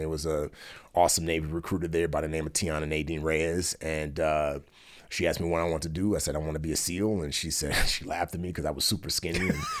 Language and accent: English; Nigeria; born there; Yeah, I was actually born in Nigeria, and I was born into a super wealthy family.